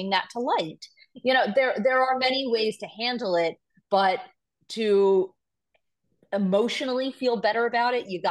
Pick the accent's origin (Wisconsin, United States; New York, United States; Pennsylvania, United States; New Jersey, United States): New York, United States; I'm a Jew from New York